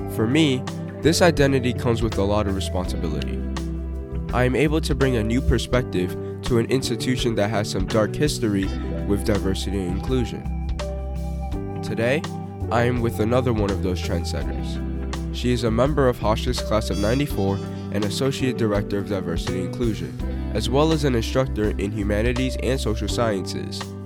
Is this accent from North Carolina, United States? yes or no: no; New York, United States; being a New Yorker